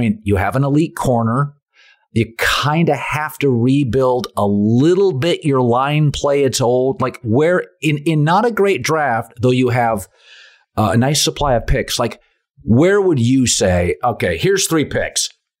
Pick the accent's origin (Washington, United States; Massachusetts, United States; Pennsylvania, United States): Washington, United States; Seattle; I grew up in Seattle. The Huskies won a national title.